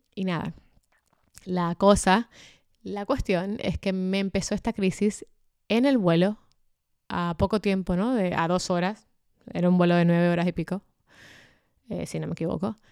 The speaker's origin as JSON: {"language": "Spanish", "country": "Dominican Republic", "said": "en mi país, en mi adorada República Dominicana"}